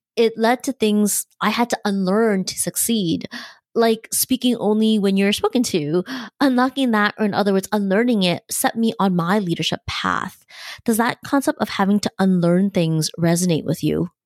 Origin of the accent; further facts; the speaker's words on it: Canada; I was born in Canada, there were cultural and ethnic norms in my upbringing